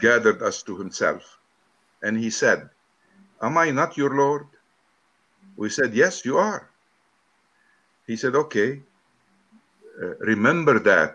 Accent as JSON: {"language": "English", "country": "Lebanon", "said": "I'm from Lebanon."}